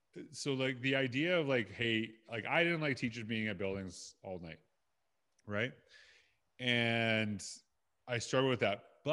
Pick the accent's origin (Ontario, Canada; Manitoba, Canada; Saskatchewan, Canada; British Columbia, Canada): Saskatchewan, Canada; And I'm from Saskatchewan.